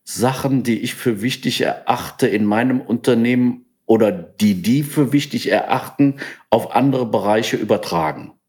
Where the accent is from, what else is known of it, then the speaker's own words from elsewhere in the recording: Langenfeld, North Rhine-Westphalia, Germany; ich bin in Langenfeld geboren